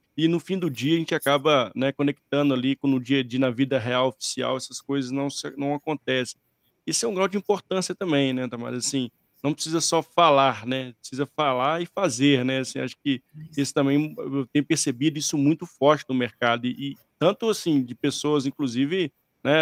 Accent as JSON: {"language": "Portuguese", "country": "Brazil"}